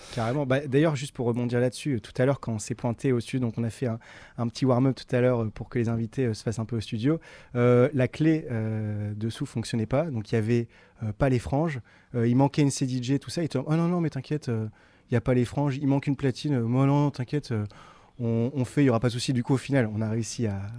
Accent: Tourcoing, Hauts-de-France, France; je suis né, suis à Tourcoing

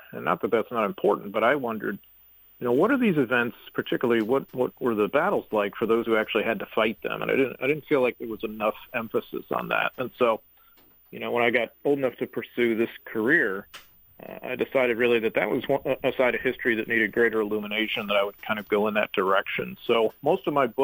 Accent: St. Louis, Missouri, United States; I grew up in St. Louis, and I'm a proud native

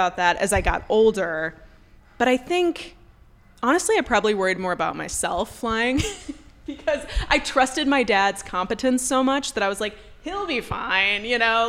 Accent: Warren, Pennsylvania, United States; I am from Warren, Pennsylvania

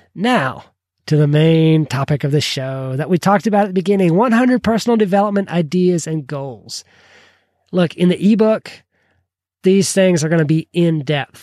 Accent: Kentucky, United States; I'm from Kentucky

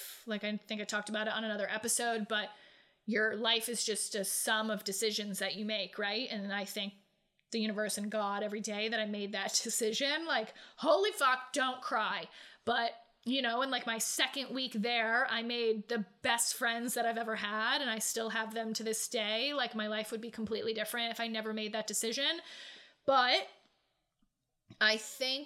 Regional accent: New England, United States; moved away as an adult; also born or lived in Myrtle Beach, South Carolina; I grew up in New England

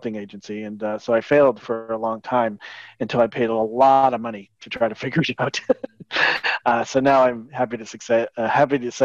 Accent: a small beach town south of Boston, New England, Massachusetts, United States; I grew up in New England in a small little beach town south of Boston

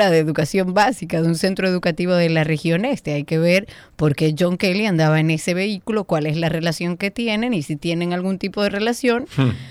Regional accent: Dominican Republic; somos todos dominicanos, todos tenemos que aprender a vivir en comunidad

